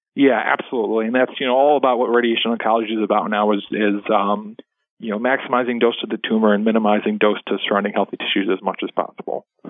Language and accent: English; La Grange, Illinois, United States; I'm originally from the uh, Chicago area. I grew up in the western suburbs